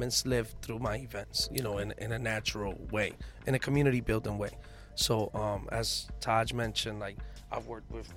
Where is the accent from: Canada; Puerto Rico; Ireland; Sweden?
Puerto Rico; moved away; also born or lived in New York / Philadelphia; I was born in Puerto Rico, you know, have ties in New York and in Philly